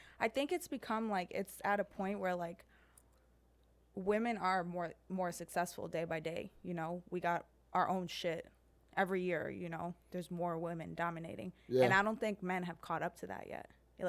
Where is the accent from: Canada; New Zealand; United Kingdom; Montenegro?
Montenegro; moved away; So like, I'm from Montenegro.